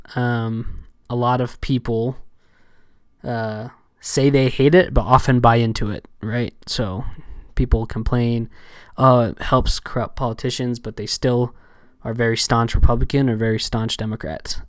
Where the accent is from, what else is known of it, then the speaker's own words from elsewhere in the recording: Southern California, United States; I was raised in Southern California, um, for most of my life